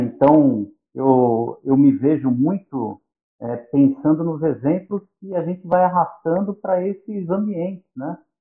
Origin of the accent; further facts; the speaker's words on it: São Paulo, Brazil; now in São Bernardo do Campo, Brazil; Eu nasci em São Paulo, nasci em Moema, e morei em Moema até os 11 anos, depois fui para o Jardim Aeroporto, onde eu fiquei